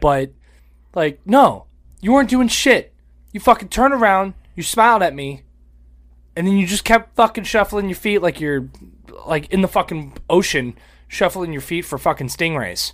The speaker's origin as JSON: {"language": "English", "region": "Florida", "country": "United States", "said": "we're from Florida"}